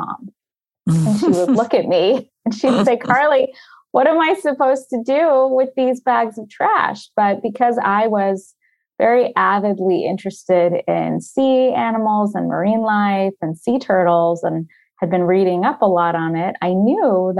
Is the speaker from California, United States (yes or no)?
no; Florida, United States; I grew up in Florida